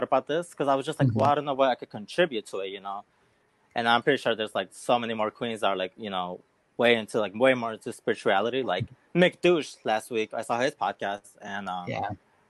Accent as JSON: {"language": "English", "town": "Chicago", "region": "Illinois", "country": "United States", "tie": "born or raised there", "said": "I was born and raised here in Chicago. So I am a Chicagoan"}